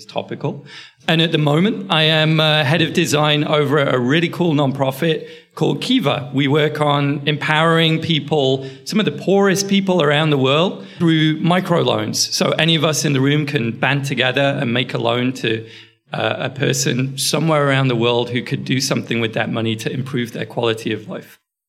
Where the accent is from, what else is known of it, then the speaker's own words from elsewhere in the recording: United Kingdom; also born or lived in Bay Area; now in San Francisco Bay Area, United States; I'm a British designer. I live in the Bay Area.